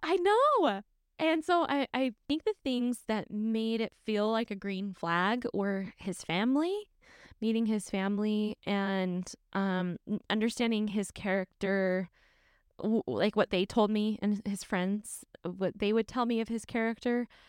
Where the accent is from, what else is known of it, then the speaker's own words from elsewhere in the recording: St. George, Utah, United States; I'm from Saint George